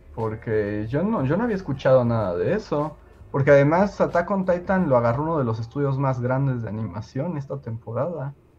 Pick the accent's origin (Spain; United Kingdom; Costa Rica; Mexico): Mexico; aquí en México